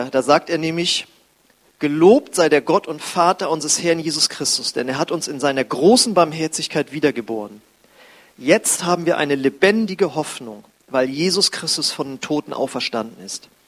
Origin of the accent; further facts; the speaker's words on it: Husum, Schleswig-Holstein, Germany; ich weiß noch, wie ich als Jugendlicher, ich komme aus Husum an der Nordsee, die graue Stadt am Meer, und da ist der Himmel auch gefühlt immer grau.